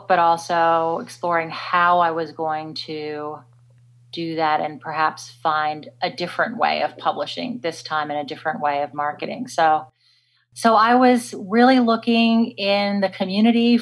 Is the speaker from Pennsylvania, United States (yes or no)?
no; Washington, District of Columbia, United States; moved away as an adult; now in Australia; I was born and raised in America, in the DC area, for the most part.